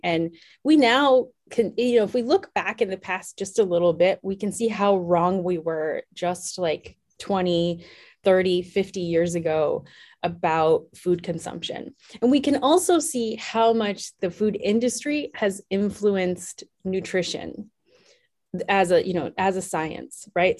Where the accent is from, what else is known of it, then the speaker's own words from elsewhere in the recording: Wisconsin, United States; I grew up in a relatively small town in Wisconsin. Um, so I'm from the Midwest